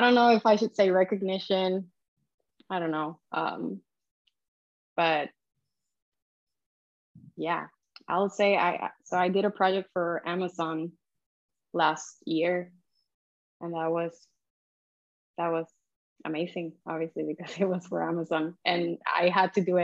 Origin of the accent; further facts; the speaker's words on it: Puerto Rico; now in Barcelona, Spain; which I've done a couple in my hometown in Puerto Rico